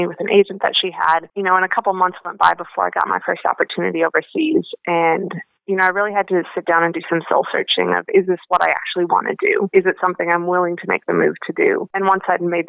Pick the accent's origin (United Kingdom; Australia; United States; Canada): United States; North Dakota; moved away; I grew up in Cullum, North Dakota, which is a town that I think is about 400 people now.